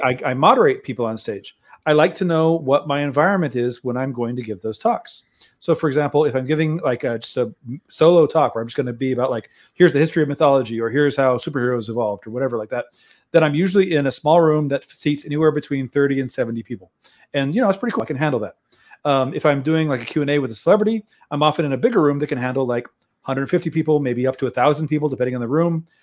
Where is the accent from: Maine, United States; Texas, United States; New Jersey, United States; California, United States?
Texas, United States; Brownsville; also born or lived in San Antonio, Texas / Kansas; Most of my life in Texas, I spent, I was born in Brownsville, first five years in San Antonio, most of my life in Brownsville, two years in Kansas.